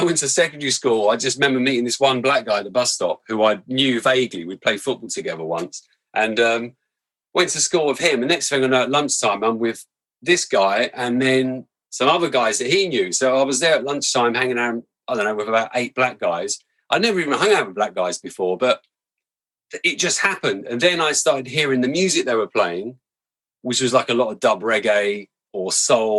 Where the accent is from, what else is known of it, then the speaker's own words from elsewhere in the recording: London, United Kingdom; where I grew up in Camberwell